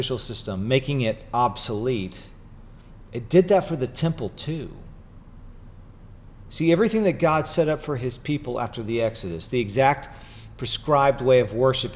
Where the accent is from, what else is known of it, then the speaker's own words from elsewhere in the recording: Chattanooga, Tennessee, United States; moved away; growing up in Chattanooga